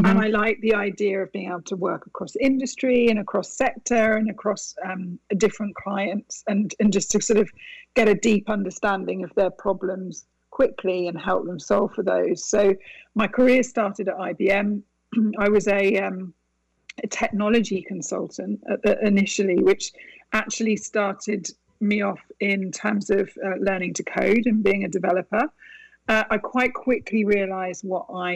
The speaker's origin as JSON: {"language": "English", "country": "United Kingdom", "tie": "born or raised there", "also_born_or_lived": "Italy", "moved": "as an adult", "lives_now": "Westchester, United States", "said": "I was born and raised in the UK"}